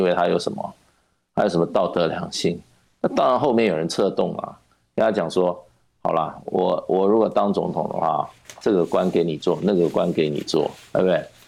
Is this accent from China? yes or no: no; Taiwan; 我在台湾土生土长